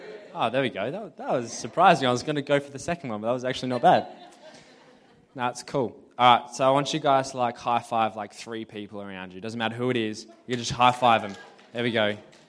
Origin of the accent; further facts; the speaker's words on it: Murray Bridge, South Australia, Australia; also born or lived in Alice Springs, Northern Territory; I grew up in Alice Springs, and when I was 4 years old, I moved to Murray Bridge